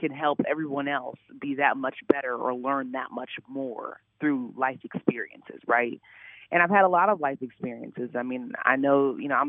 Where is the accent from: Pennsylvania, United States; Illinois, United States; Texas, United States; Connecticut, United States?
Illinois, United States; Chicago; moved away as an adult; also born or lived in Columbia, Missouri; now in Indianapolis, United States; I'm from the Chicago area.